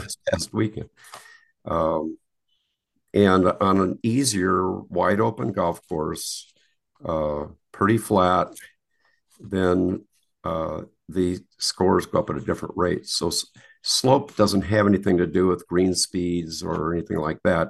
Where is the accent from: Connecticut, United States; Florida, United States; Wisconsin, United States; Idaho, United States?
Wisconsin, United States; moved away as an adult; I grew up in Wisconsin